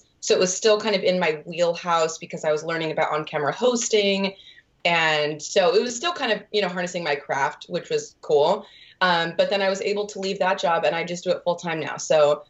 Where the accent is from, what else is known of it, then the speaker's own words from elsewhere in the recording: Utah, United States; now in Los Angeles, United States; So I've lived in LA for, 4.5 years. And I moved out here originally from Utah to pursue the entertainment industry.